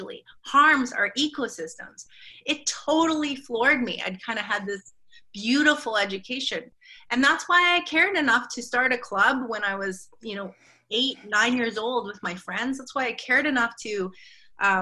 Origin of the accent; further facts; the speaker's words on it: Vancouver, British Columbia, Canada; I grew up in Vancouver in the province of British Columbia in Canada.